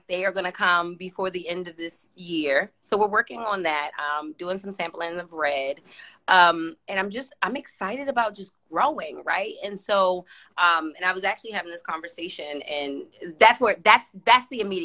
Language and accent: English; Maryland, United States; I'm from Maryland. So I'm about those parts